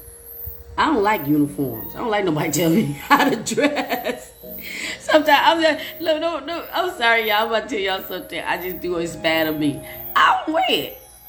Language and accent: English; Chicago, Illinois, United States; moved away; also born or lived in Glendale Heights, Illinois / Aurora, Illinois; And I'm from Chicago.